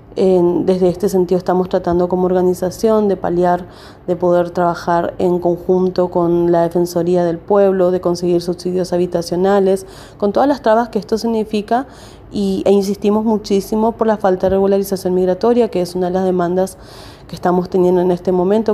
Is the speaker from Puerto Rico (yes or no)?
no; Paraguay; moved away as an adult; now in Argentina; soy inmigrante paraguaya acá en Argentina hace 17 años